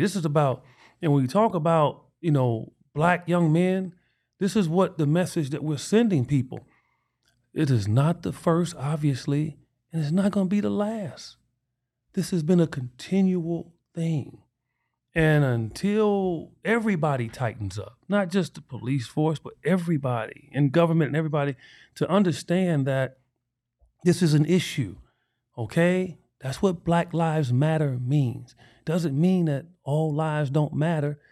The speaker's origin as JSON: {"language": "English", "town": "Chicago", "region": "Illinois", "country": "United States", "tie": "born or raised there", "said": "me growing up in Chicago"}